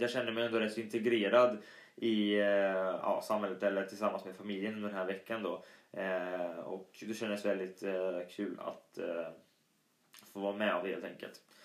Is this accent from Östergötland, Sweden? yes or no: yes; Östergötland, Sweden; accent: Östgötska; min dialekt östgötska är ju lite sådär rolig och bunnig